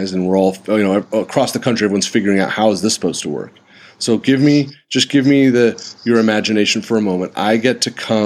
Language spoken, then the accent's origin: English; San Diego, California, United States; moved away; my old hometown of San Diego